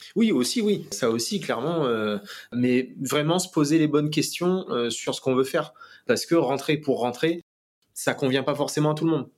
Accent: Réunion; moved away; also born or lived in Metropolitan France; en tant que réunionnais de retour, bah forcément, euh, c'est le cadre de vie qui est totalement différent et voilà, c'est un retour chez soi

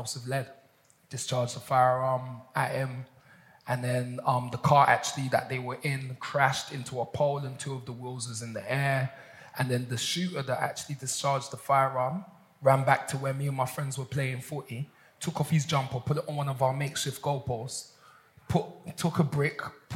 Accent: London, United Kingdom; I grew up in Mitesville Estate, which was actually nicknamed by the local press as the Devil's Den

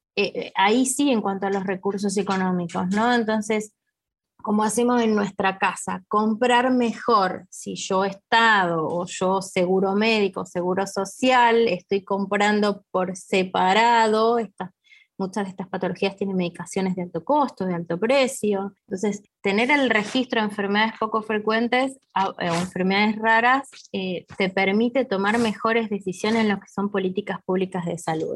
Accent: Argentina; acá en mi país

